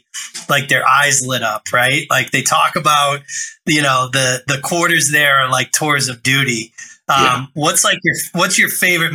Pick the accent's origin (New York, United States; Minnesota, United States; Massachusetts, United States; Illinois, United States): Massachusetts, United States; Boston; born and raised in Boston.